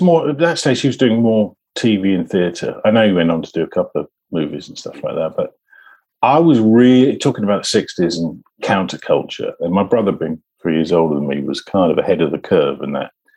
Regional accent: London, United Kingdom; also born or lived in Kensington, London; I was born in the old Brompton Road. Um, but we moved out to South London pretty early. In in my, I think I was about six seven when we moved out to um, South London to near Dulwich

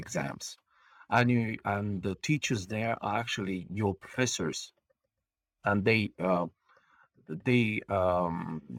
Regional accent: Bulgaria; English is a second language; moved away as an adult; now in Estonia; I'm Bulgarian. I'm born on the coast of the Black Sea, and we call ourselves there a seagulls.

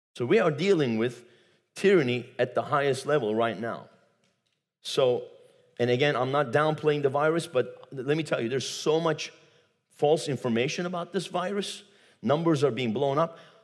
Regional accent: Turkey; moved away; I come from Turkey

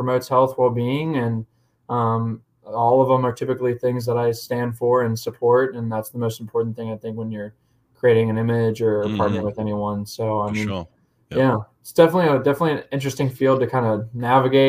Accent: Indiana, United States; I grew up with him in Indiana

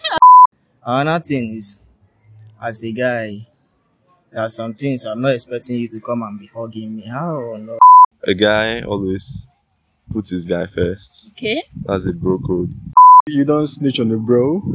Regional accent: Nigeria; being a Nigerian student

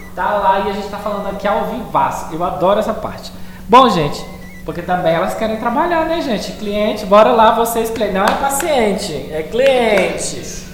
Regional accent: Brazil; a gente é brasileiro

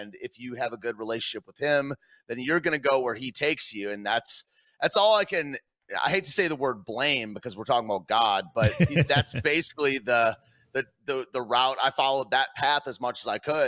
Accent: Michigan, United States; moved away; also born or lived in Washington, D.C.; I was raised in Michigan

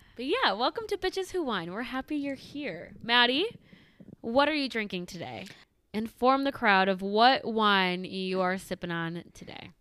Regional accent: suburb of Chicago, Illinois, United States; moved away as an adult; also born or lived in Iowa; I grew up in a suburb of Chicago

